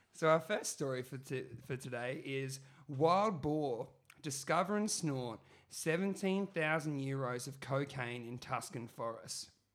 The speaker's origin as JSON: {"language": "English", "town": "Brisbane", "region": "Queensland", "country": "Australia", "tie": "born or raised there", "said": "where I grew up in Brisbane and Moreton Bay, home of the Moreton Bay Bugs."}